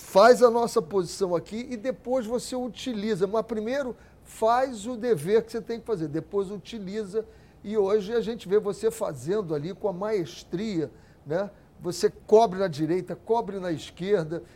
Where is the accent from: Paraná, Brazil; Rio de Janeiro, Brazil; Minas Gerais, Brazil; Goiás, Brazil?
Rio de Janeiro, Brazil; eu sou de Cavalcante